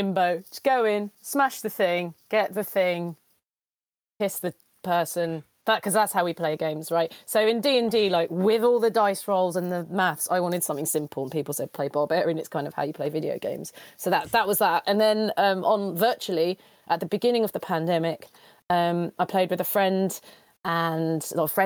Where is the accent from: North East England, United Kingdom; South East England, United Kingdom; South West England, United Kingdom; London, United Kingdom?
London, United Kingdom; I'm from London.